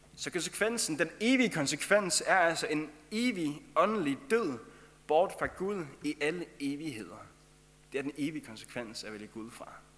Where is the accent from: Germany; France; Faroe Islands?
Faroe Islands; accent: Faroese; moved away as an adult; now in Denmark; jeg kommer fra Færøerne, og det er derfor, jeg har den færøske sang, som jeg har